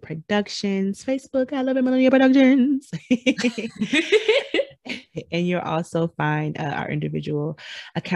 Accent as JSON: {"language": "English", "region": "Michigan", "country": "United States", "said": "I'm from Michigan"}